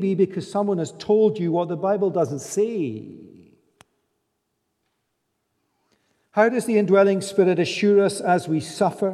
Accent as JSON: {"language": "English", "region": "Scotland", "country": "United Kingdom", "said": "we're Scottish."}